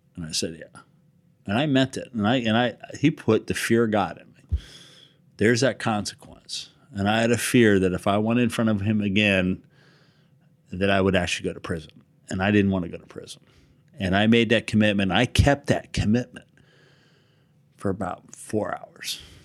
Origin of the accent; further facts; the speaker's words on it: Hawaii, United States; growing up in Hawaii, surfing